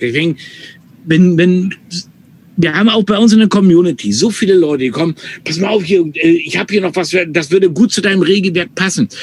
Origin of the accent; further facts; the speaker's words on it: North Frisia, Schleswig-Holstein, Germany; first language German; ich bin in Nordfriesland groß geworden oder habe jahrelang in Nordfriesland gewählt, mhm. äh, gelebt